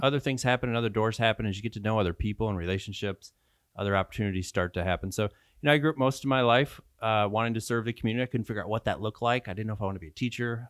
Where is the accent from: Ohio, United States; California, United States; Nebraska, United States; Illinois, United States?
Illinois, United States; Tampico; also born or lived in Polo, Illinois; I grew up in Tampa Coe, Illinois.